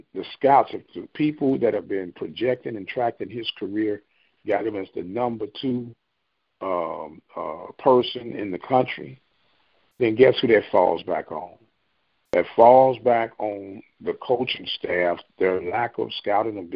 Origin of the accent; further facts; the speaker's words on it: St. Louis, Missouri, United States; I'm from St. Louis